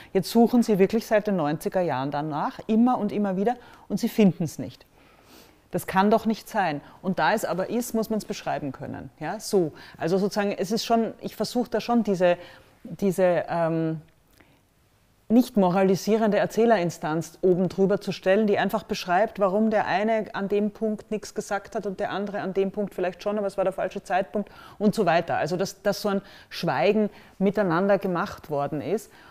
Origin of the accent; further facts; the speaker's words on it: Austria; als Österreicherin